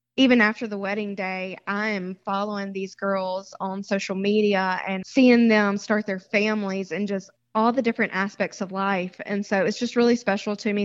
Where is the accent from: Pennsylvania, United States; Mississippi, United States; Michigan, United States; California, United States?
Mississippi, United States; moved away as an adult; also born or lived in Seacrest, Florida; now in Florida, United States; I was born and raised in Mississippi and was an elementary school teacher there.